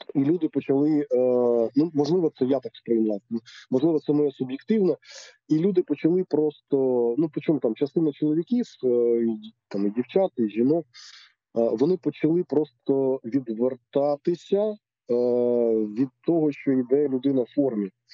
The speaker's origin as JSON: {"language": "Ukrainian", "town": "Zlatoust", "region": "Chelyabinsk Oblast", "country": "Russia", "tie": "born or raised there", "moved": "yes", "lives_now": "Ukraine", "said": "я народився в місті Златоуст Челябінської області"}